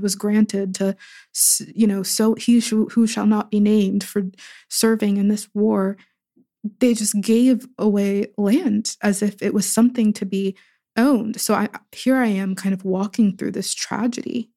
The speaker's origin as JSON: {"language": "English", "town": "Pittsburgh", "region": "Pennsylvania", "country": "United States", "tie": "born or raised there"}